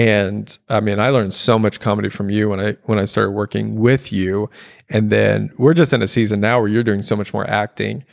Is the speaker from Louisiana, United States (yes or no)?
yes; Louisiana, United States; I have my specific life of growing up in Louisiana